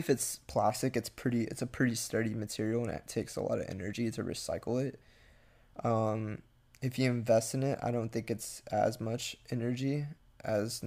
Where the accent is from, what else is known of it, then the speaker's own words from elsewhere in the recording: near Galveston, Texas, United States; near my hometown